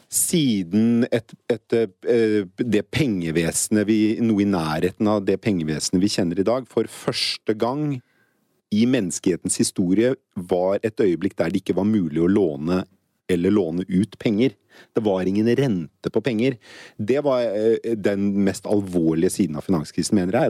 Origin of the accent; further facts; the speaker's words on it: Norway; som nordmann